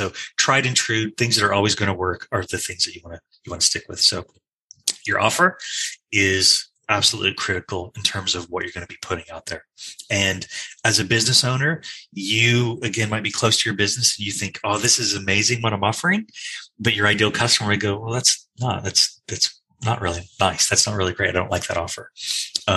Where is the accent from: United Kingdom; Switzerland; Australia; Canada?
Australia; now in United States; you can hear from my accent, I originally come from Australia